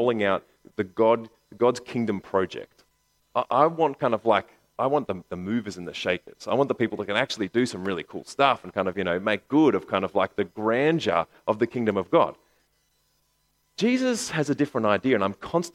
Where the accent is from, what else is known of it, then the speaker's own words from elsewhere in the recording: Bankstown, New South Wales, Australia; I grew up in Bankstown